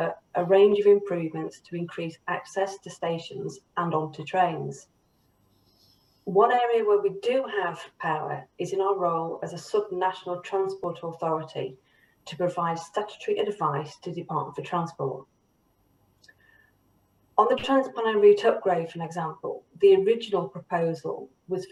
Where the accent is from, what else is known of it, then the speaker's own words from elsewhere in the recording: the North, the north of England, United Kingdom; I'm a Northerner and I'm passionate about the North, the people who live here